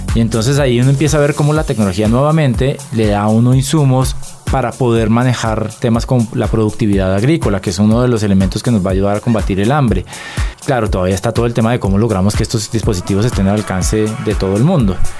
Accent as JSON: {"language": "Spanish", "country": "Colombia"}